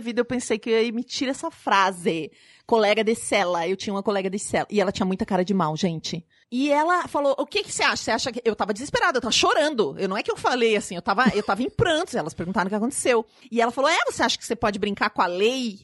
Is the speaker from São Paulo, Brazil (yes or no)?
no; Paraná, Brazil; eu sou do Paraná